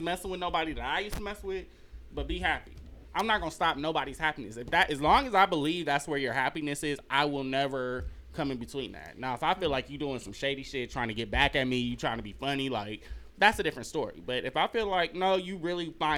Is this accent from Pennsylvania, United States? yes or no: no; Los Angeles, California, United States; grew up in Los Angeles where the sun's always shining and people are always pretty.